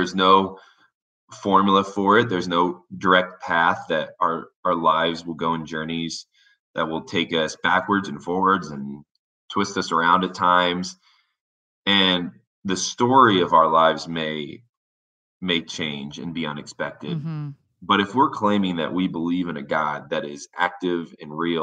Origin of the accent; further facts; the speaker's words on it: Warsaw, Indiana, United States; moved away as an adult; now in Denver, United States; I grew up in Indiana